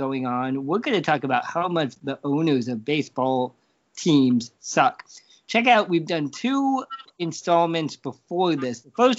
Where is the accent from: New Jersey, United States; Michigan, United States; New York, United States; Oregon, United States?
Oregon, United States; growing up in Oregon